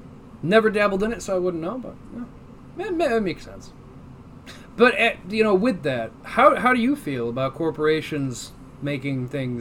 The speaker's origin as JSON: {"language": "English", "country": "United States", "said": "I'm American."}